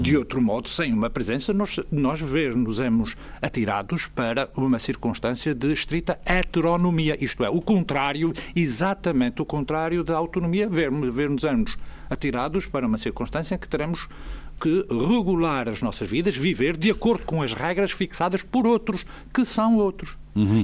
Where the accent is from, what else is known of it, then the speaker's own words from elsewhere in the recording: Azores, Portugal; nós somos diferentes dos demais portugueses porque temos uma identidade própria, que é a que Nemésio deu o nome de açorianidade